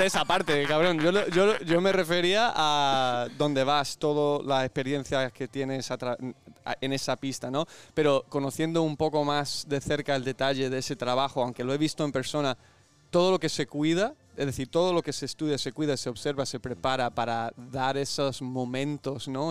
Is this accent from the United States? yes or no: yes; California, United States; now in Spain; donde yo nací en California